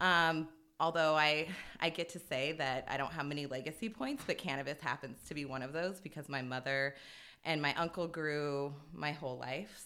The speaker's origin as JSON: {"language": "English", "town": "Spokane", "region": "Washington", "country": "United States", "tie": "born or raised there", "also_born_or_lived": "Las Vegas", "said": "I grew up here. I'm a, I'm a third generation Hilliardite"}